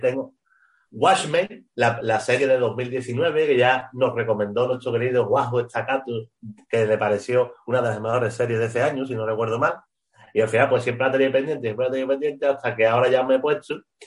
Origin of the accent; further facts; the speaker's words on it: Spain; los que somos malos somos los españoles